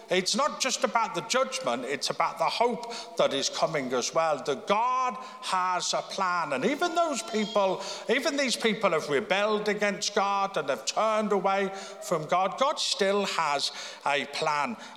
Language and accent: English; Birmingham, United Kingdom; born there; now in Belfast, United Kingdom; I mean, I was born in Birmingham. People were born here in Belfast. I was obviously very fortunate, you know, to be born where I was.